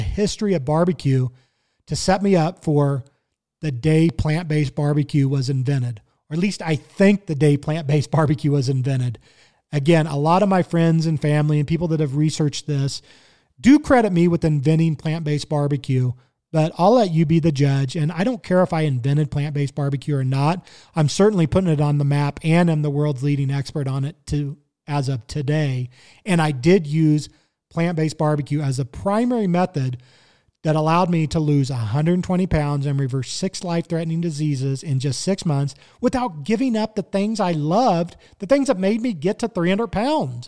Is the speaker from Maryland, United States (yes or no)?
no; Kansas City, Missouri, United States; now in Colorado, United States; I grew up in Kansas City, Missouri